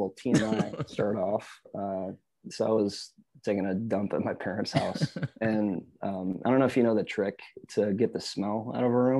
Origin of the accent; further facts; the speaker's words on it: Michigan, United States; now in Austin, United States; I'm from Michigan. I'm used to being in the ice and snow.